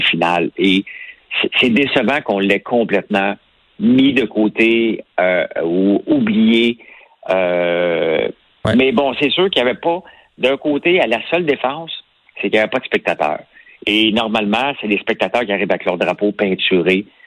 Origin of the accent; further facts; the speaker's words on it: Outaouais, Quebec, Canada; accent: Québécois; also born or lived in Gatineau / Montreal; quand j'étais jeune, je suis parti de l'Outaouais pour aller à, Gatineau étudier